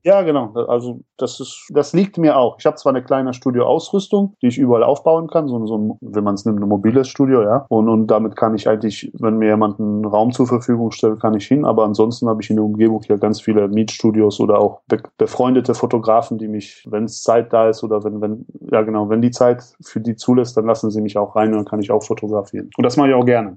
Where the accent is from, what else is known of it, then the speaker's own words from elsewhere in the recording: Radevormwald, North Rhine-Westphalia, Germany; aus Rade vom Wald